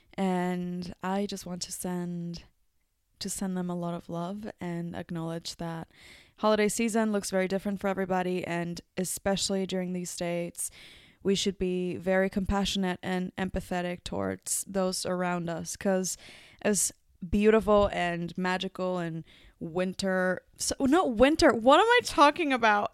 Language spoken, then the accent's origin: English; Mexico; now in New Zealand; my home country, Mexico